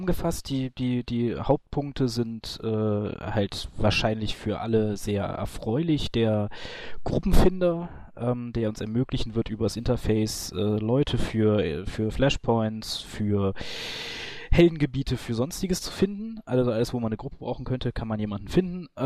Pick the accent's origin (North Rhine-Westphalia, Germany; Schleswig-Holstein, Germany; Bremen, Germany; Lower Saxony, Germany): North Rhine-Westphalia, Germany; Genau, ähm, ich komme auch aus der Ecke.